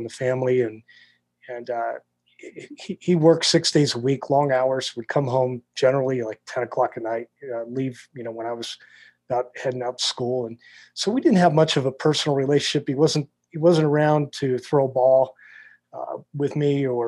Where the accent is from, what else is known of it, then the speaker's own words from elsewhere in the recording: Wilkes-Barre, Pennsylvania, United States; growing up in South Wilkes-Barre